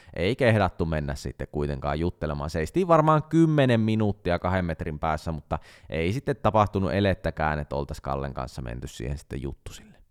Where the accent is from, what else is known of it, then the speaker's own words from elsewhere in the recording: Central Finland, Finland; me nyt keskisuomalaiset pidetään yhtä